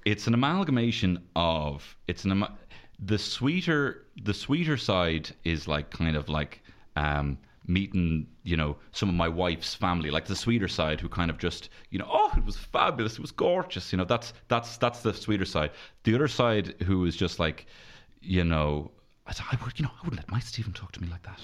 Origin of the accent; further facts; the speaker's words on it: Dublin, Leinster, Ireland; I'm from Merino in, in North Dublin